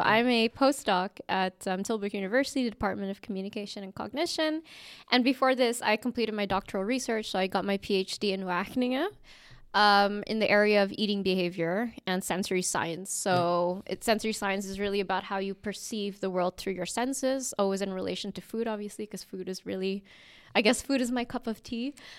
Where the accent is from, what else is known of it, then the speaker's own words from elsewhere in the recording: Indonesia; I grew up in mixed cultures as well. I come from, my dad is Dutch, my mom's from the Philippines, but I grew up in Indonesia.